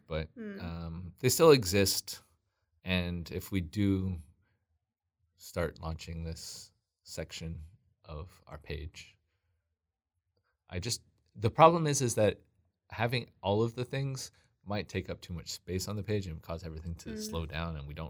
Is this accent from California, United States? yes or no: yes; California, United States; also born or lived in Washington; I grew up mostly in Southern California. I was actually born in Washington, but when I was a toddler, we moved down to Southern California.